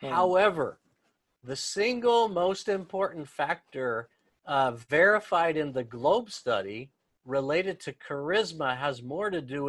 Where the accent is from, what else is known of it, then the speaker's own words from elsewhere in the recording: Los Angeles, California, United States; moved away as an adult; now in Tokyo, Japan; I'm from Los Angeles.